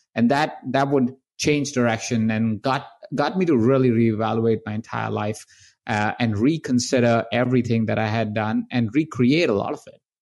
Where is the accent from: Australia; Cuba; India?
India; I was born in India. I was born in the household of twenty-three different people